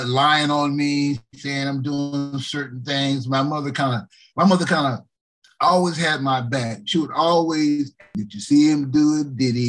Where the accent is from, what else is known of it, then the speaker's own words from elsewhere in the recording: Alabama, United States; I'm an Alabama boy